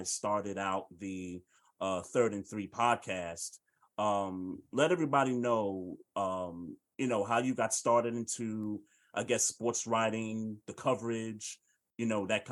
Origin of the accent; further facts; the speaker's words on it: New York City, New York, United States; I grew up in Bed-Stuy, so I'm from New York.